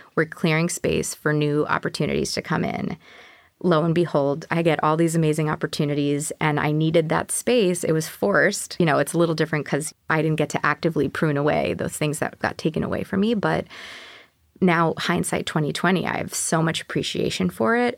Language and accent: English; New York, United States; also born or lived in Houston; I'm a New Yorker